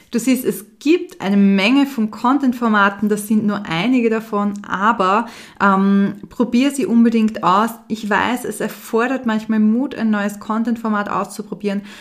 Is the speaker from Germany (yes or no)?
no; Vienna, Austria; born there; Für mich als Wienerin natürlich oder gebürtige Wienerin ein sehr spannendes